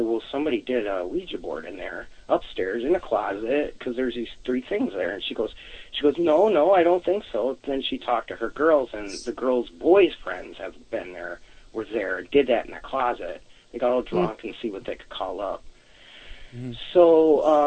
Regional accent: Wisconsin, United States; I'm from Wisconsin

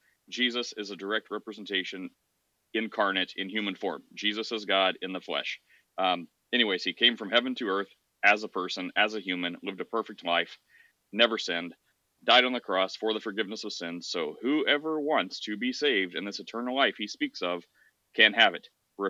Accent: Midwest, United States; Well, no matter where I lived, I grew up in the Midwest.

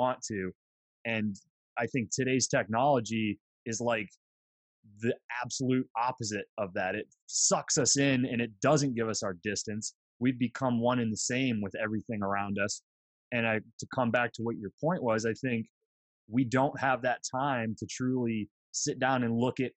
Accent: Bradford, Pennsylvania, United States; now in Cranberry, United States; I'm a PA guy. Grew up in Bradford.

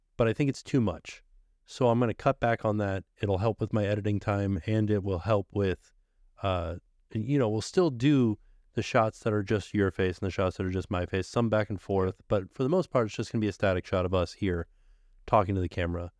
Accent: Florida, United States; I am from Florida

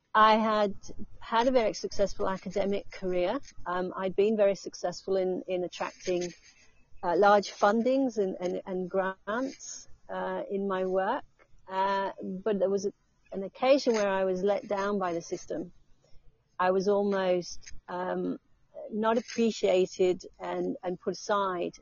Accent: England, United Kingdom; now in Australia; I'm going back to England.

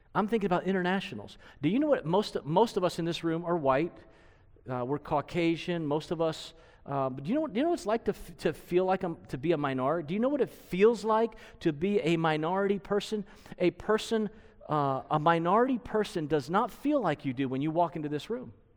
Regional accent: United States; We are American-made.

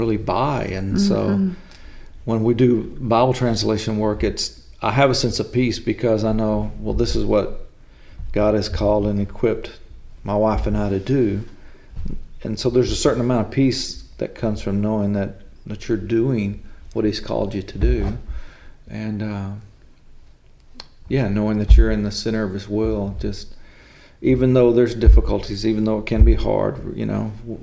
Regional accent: Mesquite, Texas, United States; now in Mount Vernon, United States; we grew up in Mesquite, Texas

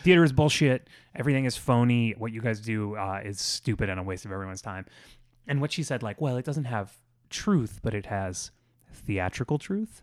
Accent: Florida, United States; I grew up in Florida in the nineties

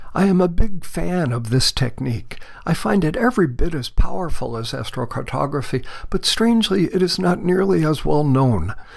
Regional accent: Mount Vernon, New York, United States; moved away as an adult; now in Borrego Springs, United States; I was born on January 6th of 1949 at 3:21 in the morning Eastern Standard Time in Mount Vernon, New York, down near New York City in Westchester County.

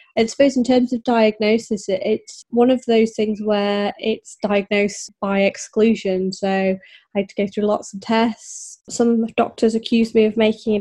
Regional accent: Yorkshire and the Humber, United Kingdom; I grew up in North Yorkshire

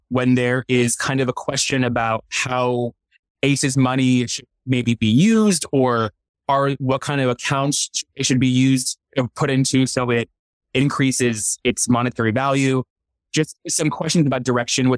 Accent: Northeast Pennsylvania, United States; moved away as an adult; also born or lived in Southern California; now in Chattanooga, United States; Growing up in Eastern Pennsylvania

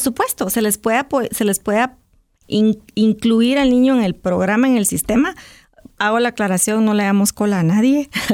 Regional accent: Guatemala; a uno como guatemalteco

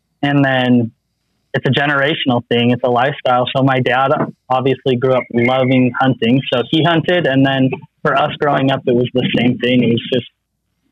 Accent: Utah, United States; I'm from Utah

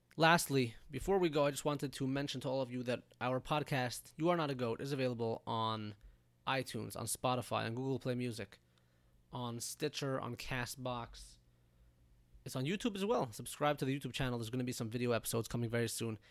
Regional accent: United States; also born or lived in Israel; I'm an American citizen

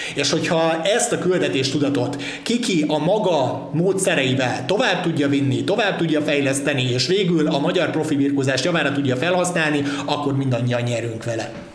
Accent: Pécs, Baranya, Hungary; mégiscsak a szülővárosom

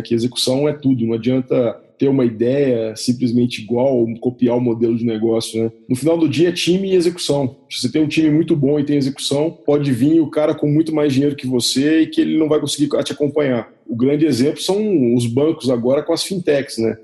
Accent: Belo Horizonte, Minas Gerais, Brazil; moved away as an adult; also born or lived in Maranhão / Liège, Belgium / Romania; now in Curitiba, Brazil; Sou mineiro de Belo Horizonte

